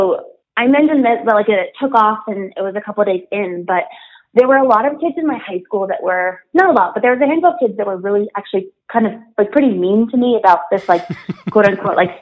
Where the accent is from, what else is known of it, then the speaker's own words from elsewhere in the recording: Wyoming, United States; now in New York City, United States; So I'm from Wyoming, which is not a super diverse place. But I recently moved to New York City